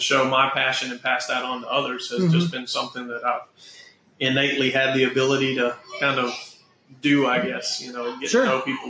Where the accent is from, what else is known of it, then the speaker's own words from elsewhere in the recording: Spartanburg, South Carolina, United States; now in Charleston, United States; I'm originally from Spartanburg.